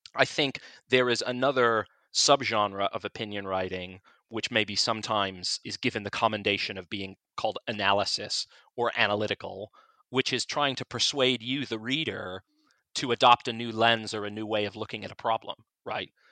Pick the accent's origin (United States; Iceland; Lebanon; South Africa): United States; moved away as an adult; now in United Kingdom; I'm an American who's running the opinion section at this British newspaper